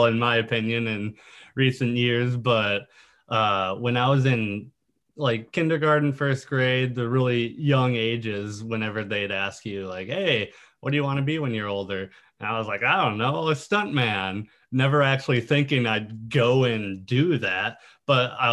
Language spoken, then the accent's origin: English; Lino Lakes, Minnesota, United States; moved away as an adult; now in Los Angeles, United States; in Minnesota, of course, born and raised, basically same exact house